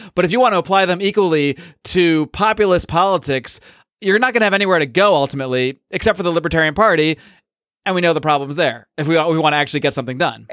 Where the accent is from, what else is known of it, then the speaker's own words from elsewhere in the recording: Northeast, United States; moved away; I grew up in the Northeast